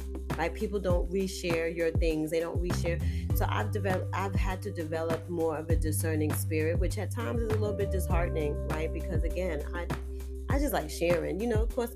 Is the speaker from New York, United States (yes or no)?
yes; New York City, New York, United States; I was born and raised in Harlem